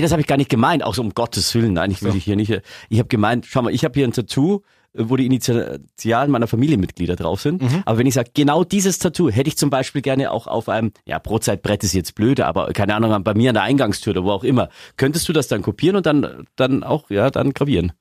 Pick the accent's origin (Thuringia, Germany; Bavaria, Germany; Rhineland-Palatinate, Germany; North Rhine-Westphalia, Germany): Bavaria, Germany; Augsburg; wir Augsburger